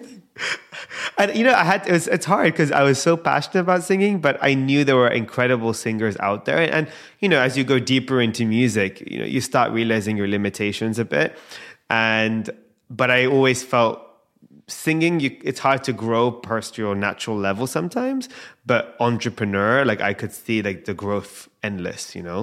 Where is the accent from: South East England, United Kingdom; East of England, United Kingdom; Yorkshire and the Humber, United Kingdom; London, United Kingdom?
London, United Kingdom; I'm born and raised in London